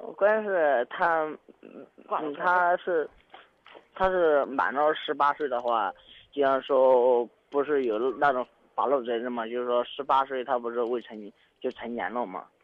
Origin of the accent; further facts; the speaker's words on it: Sichuan, China; 我是四川的